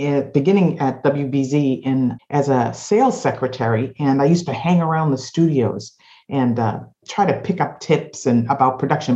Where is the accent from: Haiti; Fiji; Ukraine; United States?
United States; Boston, Massachusetts; also born or lived in Kansas City, Missouri; I am uh, born and raised in Boston